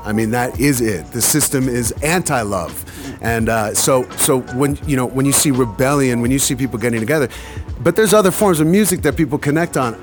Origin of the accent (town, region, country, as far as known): United States